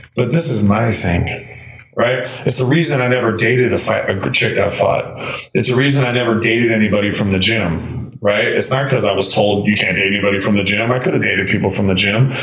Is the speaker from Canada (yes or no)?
no; LA, Orange County area, Southern California, United States; moved away; also born or lived in Iowa; I'm from Southern California in the LA, Orange County area.